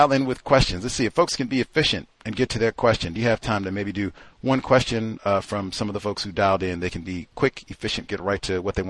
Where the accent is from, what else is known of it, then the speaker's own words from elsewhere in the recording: Toronto, Ontario, Canada; Canada, man. Maple Leafs. I do hockey. What are you talking about? I grew up in Toronto.